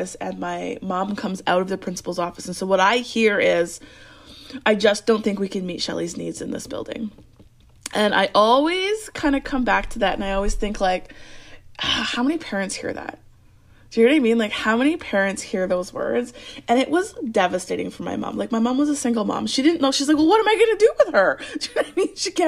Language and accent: English; Alberta, Canada; I grew up in Alberta, which is above Montana.